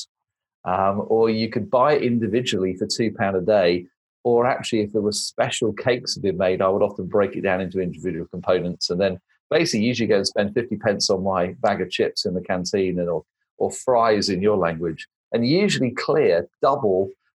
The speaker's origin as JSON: {"language": "English", "country": "United Kingdom", "also_born_or_lived": "United States", "said": "I'm an American in exile with a British passport, so I come back every now and again"}